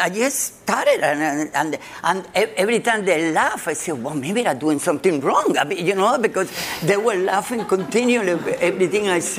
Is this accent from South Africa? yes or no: no; Cuba; now in United States; I came from Cuba in 1955, and then I started working in New York